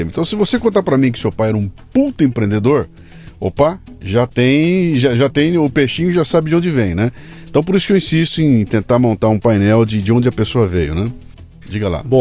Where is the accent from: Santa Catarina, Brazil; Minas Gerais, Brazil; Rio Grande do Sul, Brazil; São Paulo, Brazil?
São Paulo, Brazil; Sorocaba; Você mora em? Sorocaba. Nasceu lá? Nasci em São Paulo, só que eu Sim. mudei para lá muito novo.